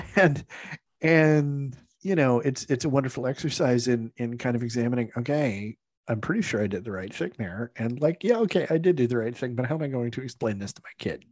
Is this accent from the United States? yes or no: no; Scotland, United Kingdom; I say that speaking as a Scot